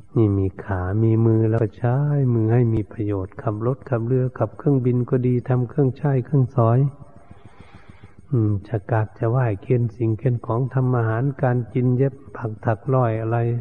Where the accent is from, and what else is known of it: Thailand